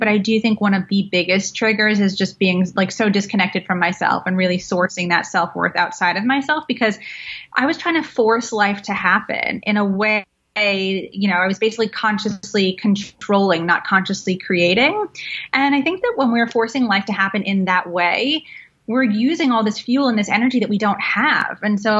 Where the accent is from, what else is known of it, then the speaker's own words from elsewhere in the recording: London, United Kingdom; born there; So I'm an immigrant. I'm half Iraqi, half Welsh. I was born in London.